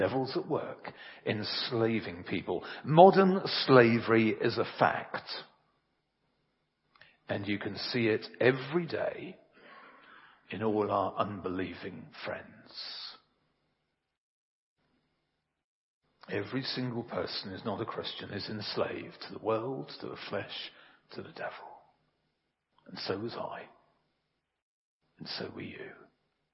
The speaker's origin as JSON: {"language": "English", "region": "England", "country": "United Kingdom", "said": "I'm English. Very, very English"}